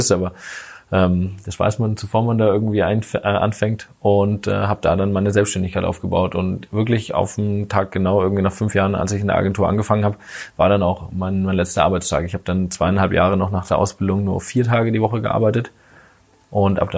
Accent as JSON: {"language": "German", "town": "Bad Mergentheim", "region": "Baden-Württemberg", "country": "Germany", "tie": "born or raised there", "said": "habe mich dann aber tatsächlich wieder für meine Heimatstadt, damals Bad Mergentheim, entschieden, weil da gefühlt so die beste Entwicklungschance war."}